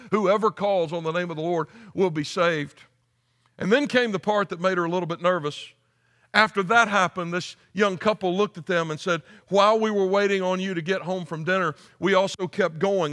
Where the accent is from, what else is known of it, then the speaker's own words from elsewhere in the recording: United States; moved away; I just started teaching a philosophy and worldview class at Anderson University in my home state